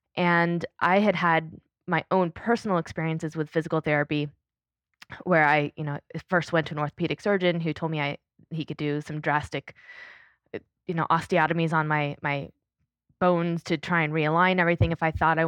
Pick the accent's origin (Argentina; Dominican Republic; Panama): Panama; As a kid. Yeah. I grew up in Panama in Central America